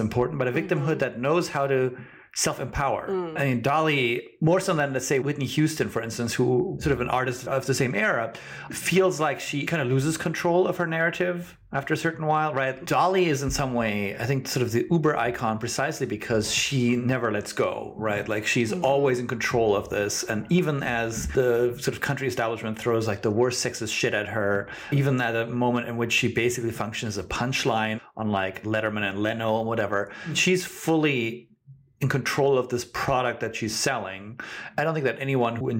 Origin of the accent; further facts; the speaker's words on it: Germany; I'm not a Midwesterner, although as a German person